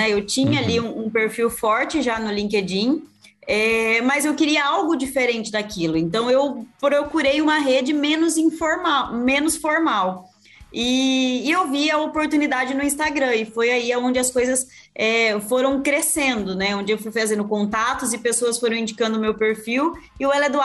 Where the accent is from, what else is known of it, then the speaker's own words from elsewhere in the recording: Rio Brilhante, Mato Grosso do Sul, Brazil; born there; also born or lived in São Paulo state; Eu literalmente nasci dentro de uma usina em Rio Brilhante, no interior do Mato Grosso do Sul.